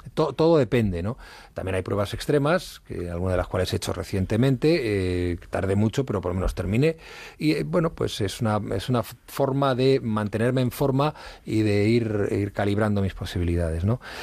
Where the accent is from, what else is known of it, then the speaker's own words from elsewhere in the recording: Madrid, Community of Madrid, Spain; also born or lived in Ribadedeva, Asturias / Ujo, Asturias; nací en Madrid, he vivido prácticamente toda mi infancia en Madrid